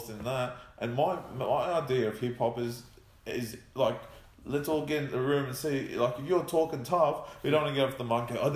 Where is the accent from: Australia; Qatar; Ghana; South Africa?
Australia; we're not fully Aussie Ocker, but we're Australian